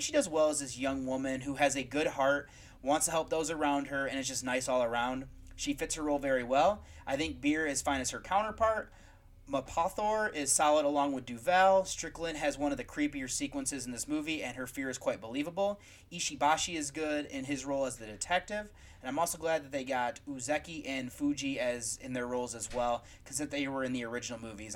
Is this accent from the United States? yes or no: yes; United States; As an American